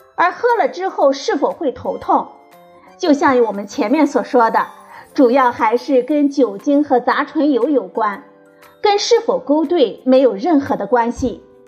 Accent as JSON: {"language": "Chinese", "country": "China", "said": "我们中国人喜欢喝白酒"}